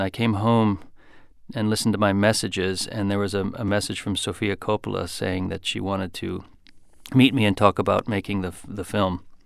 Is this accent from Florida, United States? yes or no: no; Grosse Pointe Park, Michigan, United States; moved away; also born or lived in Detroit, Michigan; by the time I was four or five, um, we were in, in Grosse Pointe Park, just a few blocks from from the city limits of of Detroit